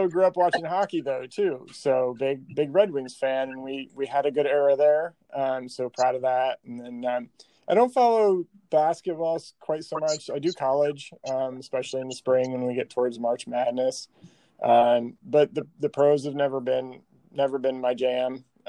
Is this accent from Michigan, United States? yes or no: yes; Michigan, United States; I grew up in Michigan. I'm all things Michigan sports, born and raised there. Grew up watching the Lions there